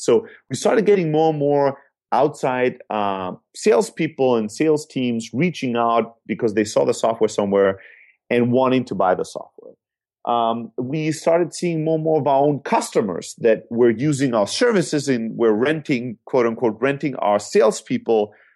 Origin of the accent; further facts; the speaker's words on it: Germany; moved away; also born or lived in Greece; I'm originally from Greece, Uh, born and raised in Germany